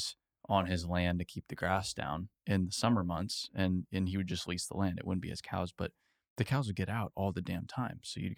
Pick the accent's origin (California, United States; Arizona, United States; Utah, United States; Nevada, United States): Arizona, United States; I'm from Arizona